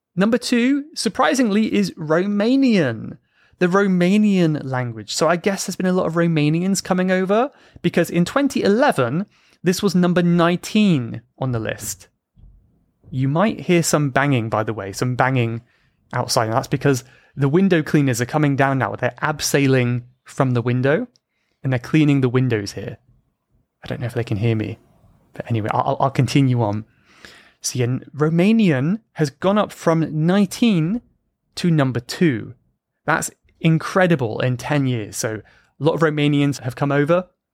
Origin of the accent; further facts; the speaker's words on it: United Kingdom; Even if I'm British?